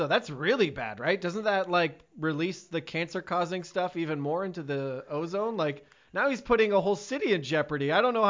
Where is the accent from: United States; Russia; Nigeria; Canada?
Canada; as a Canadian myself